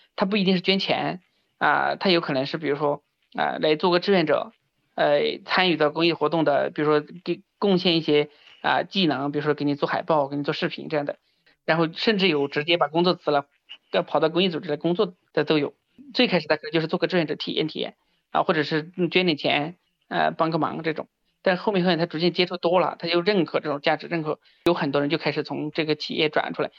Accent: Sichuan, China; 我是九四年出生的，老家是四川大凉山这边的一个小山村嘛

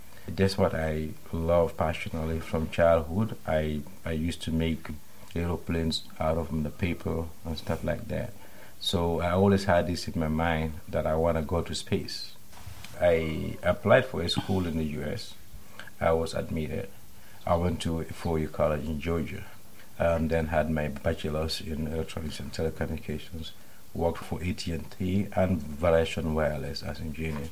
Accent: Bansang, Central River, Gambia; moved away as an adult; also born or lived in United States; I was born in 1978 in Bansang. That's about 280 kilometers from the capital, Banjul. I was born to farmers

